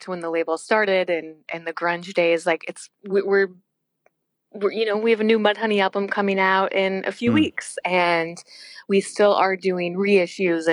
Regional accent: Wisconsin, United States; moved away; So I grew up in Wisconsin

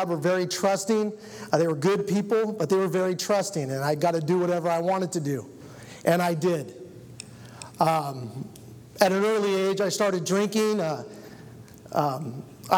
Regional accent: Rexburg, Idaho, United States; I was born in Rexburg, Idaho

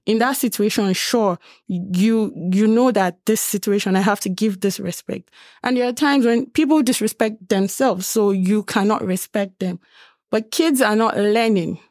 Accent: Nigeria; now in Lethbridge, Canada; I'm from Nigeria

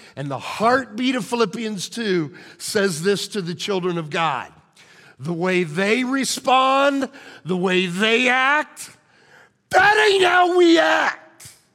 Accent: Illinois, United States; moved away; my hometown, a team back in Illinois

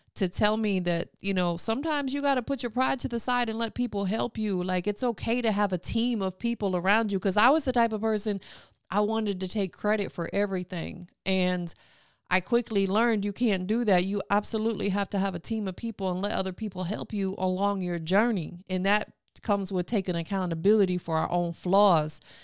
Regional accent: Tampa, Florida, United States; moved away as an adult; now in Atlanta, United States; I'm from Tampa, born and raised.

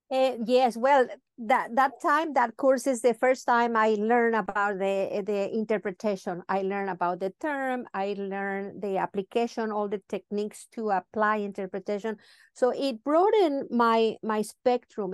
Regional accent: Mazatlán, Sinaloa, Mexico; English is a second language; moved away as an adult; now in Los Cabos, Mexico; I grew up in Mazatlan.

